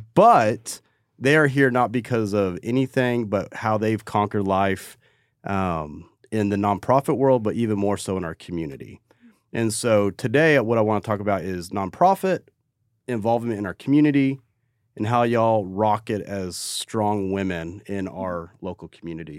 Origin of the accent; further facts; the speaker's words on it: Crowley, Texas, United States; I'm from North Crowley